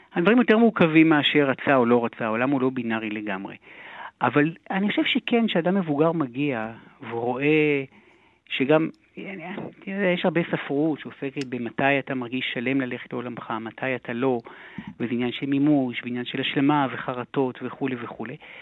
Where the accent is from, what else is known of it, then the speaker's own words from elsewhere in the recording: Haifa, Haifa District, Israel; גדלנו בחיפה הרי, בשכונה הכי דרך הים